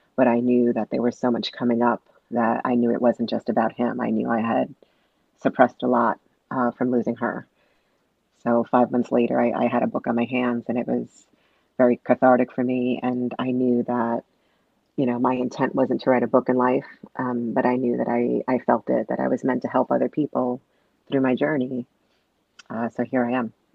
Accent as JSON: {"language": "English", "town": "New York City", "region": "New York", "country": "United States", "tie": "born or raised there", "said": "I was born and raised in Brooklyn, New York."}